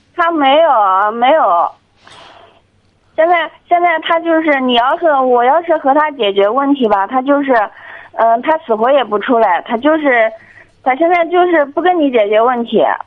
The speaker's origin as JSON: {"language": "Chinese", "region": "Anhui", "country": "China", "said": "我就是安徽的"}